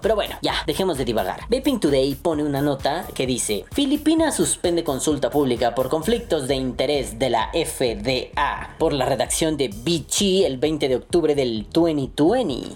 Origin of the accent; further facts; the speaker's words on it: Mexico; mi país sea corrupto o esté azotado por la pobreza